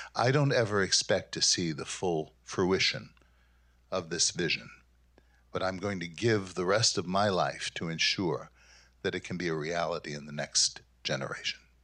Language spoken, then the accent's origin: English; New York City, New York, United States; moved away as an adult; now in Grand Rapids, United States; I'm from Brooklyn, New York